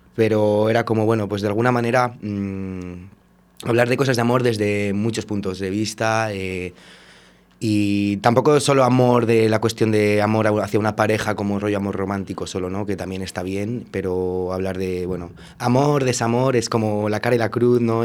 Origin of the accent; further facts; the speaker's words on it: Valladolid, Castile and León, Spain; also born or lived in Portugal; yo soy de Valladolid, he estado viviendo un tiempo fuera, en Portugal y cuando volví hace dos años